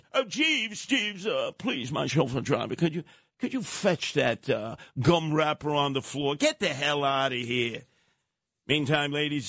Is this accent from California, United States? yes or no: no; Canarsie, New York, United States; not far from where I grew up in Canarsie. Canarsie's on the other side of the tracks at Linden Boulevard.